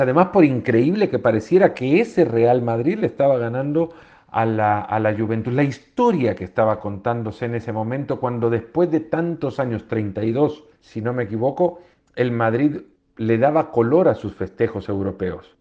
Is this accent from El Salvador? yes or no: yes; El Salvador; moved away; Crecí en un país, en El Salvador